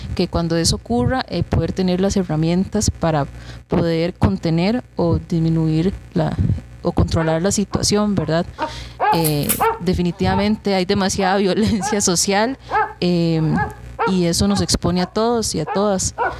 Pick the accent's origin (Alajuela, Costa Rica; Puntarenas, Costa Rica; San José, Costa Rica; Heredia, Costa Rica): Puntarenas, Costa Rica; Buenos Aires; also born or lived in Pérez Zeledón, Costa Rica; yo soy oriunda de Buenos Aires de Punta Arenas. Nací en Pérez Celedón.